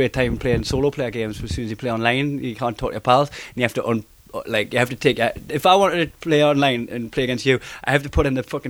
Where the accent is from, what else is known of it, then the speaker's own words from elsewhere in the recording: Newcastle upon Tyne, North East England, United Kingdom; accent: Geordie; I'm Geordie, it sounds like I'm saying our cake